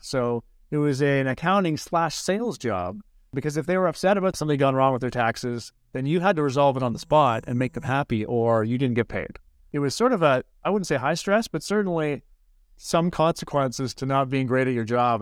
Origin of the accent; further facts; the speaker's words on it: Owen Sound, Ontario, Canada; now in Edmonton, Canada; growing up in Owen San.